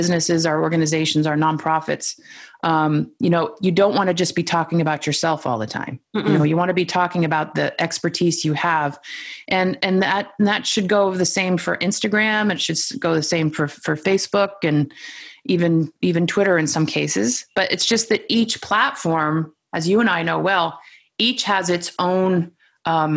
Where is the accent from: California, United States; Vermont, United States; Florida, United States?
Vermont, United States; also born or lived in New York City; I'm from Vermont